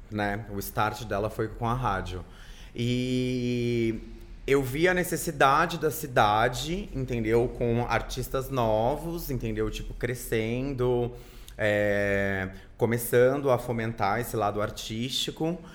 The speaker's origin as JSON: {"language": "Portuguese", "region": "Rio de Janeiro", "country": "Brazil", "tie": "born there", "also_born_or_lived": "Louveira / Campinas", "said": "eu sou nasci no Rio, né? Vim para São Paulo com os meus pais."}